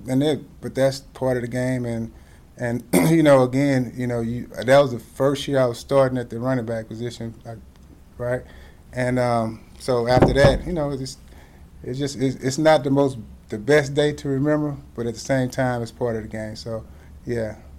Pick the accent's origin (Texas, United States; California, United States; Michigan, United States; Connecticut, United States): Texas, United States; growing up in Texas